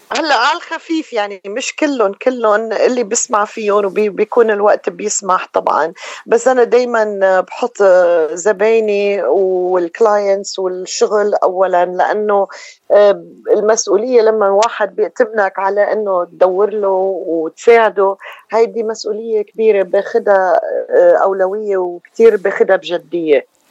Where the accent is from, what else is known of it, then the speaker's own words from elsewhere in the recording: Beirut, Beirut Governorate, Lebanon; moved away as an adult; now in Los Angeles, United States; أنا من رأس بيروت وأمي من حلب وصار لي بلوس أنجلوس آه، هاي 31 سنة تقريبا